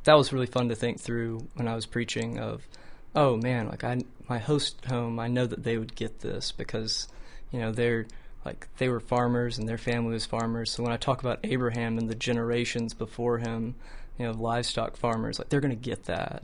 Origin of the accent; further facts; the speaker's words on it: Homewood, Alabama, United States; I was born and raised here in Homewood, uh, Alabama